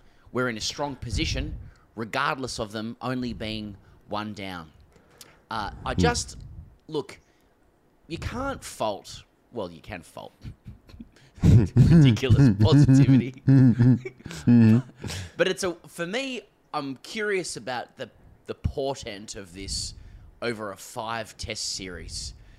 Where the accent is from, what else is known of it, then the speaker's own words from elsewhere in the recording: Australia; as an Australian